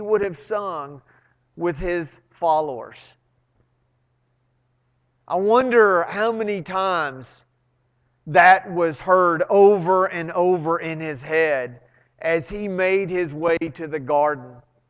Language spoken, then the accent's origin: English; Arlington, Texas, United States; I grew up in Arlington